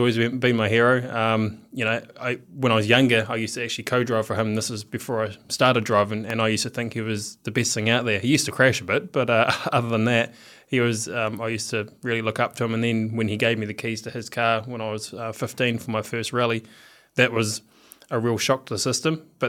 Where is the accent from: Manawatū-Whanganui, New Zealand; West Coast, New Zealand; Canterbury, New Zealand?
Canterbury, New Zealand; Geraldine; I think that's what actually helped me, coming out of a small country town. Yep. So, grew up on a farm.